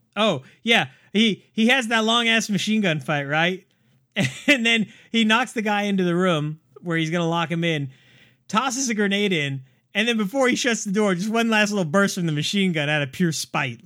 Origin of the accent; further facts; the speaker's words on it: San Diego, California, United States; the SeaWorld that I grew up next to in San Diego